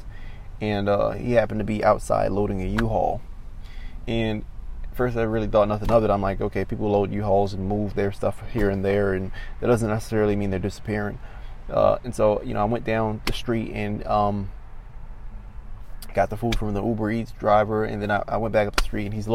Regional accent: Maryland, United States; I'm from Maryland

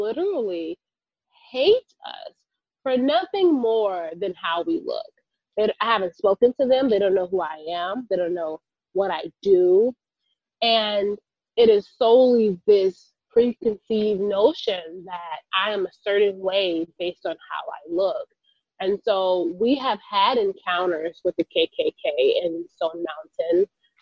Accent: California, United States; California, my home state

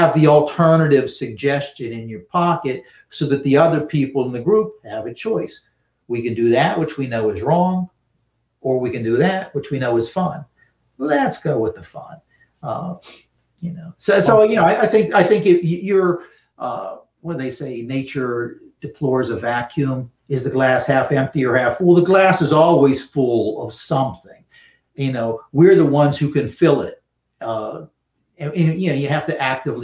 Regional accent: Western Pennsylvania, United States; also born or lived in Pittsburgh; I grew up in Western Pennsylvania, but I live in the Pittsburgh area now

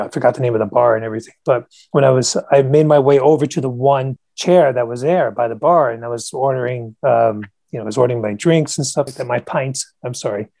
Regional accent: United States; being American. This is what we do in America

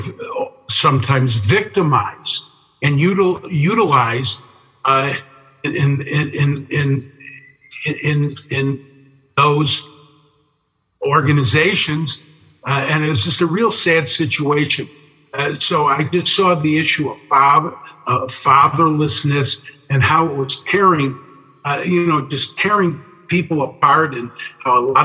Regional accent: Chicago, Illinois, United States; growing up in Chicago

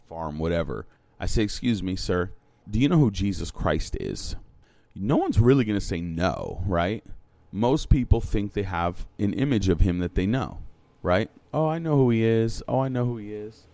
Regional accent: New London, Connecticut, United States; I was born in New London. Like, this is my city. Like, this is where I came from.

